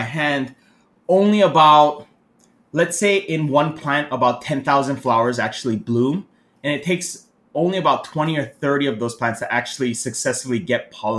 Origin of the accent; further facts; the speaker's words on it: Hawaii, United States; also born or lived in Japan / Seattle; now in Thailand; Okay, so I was born in Japan. I lived there for a bit, and then I moved to America when I was about 7 years old, roughly. And then I basically stayed there, but I went back and forth from Japan and Hawaii.